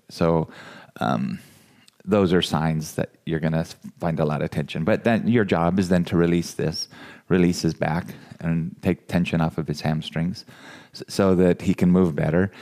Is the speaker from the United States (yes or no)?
yes; California, United States; now in Iowa, United States; I'm from California